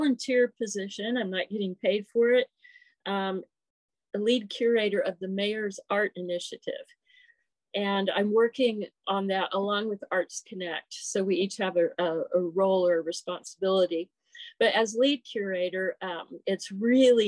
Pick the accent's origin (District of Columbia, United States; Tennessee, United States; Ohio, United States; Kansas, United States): Kansas, United States; Topeka; moved away as an adult; also born or lived in Cherokee reservation; I was raised in Topeka by my non-Indian grandparents.